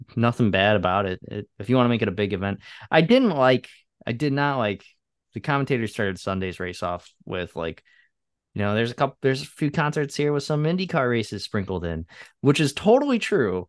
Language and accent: English; Chicago, Illinois, United States; as a Chicagoan